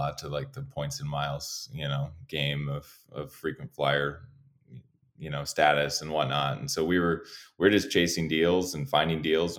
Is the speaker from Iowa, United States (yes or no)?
yes; Iowa, United States; moved away as an adult; also born or lived in San Diego, California; I grew up in Iowa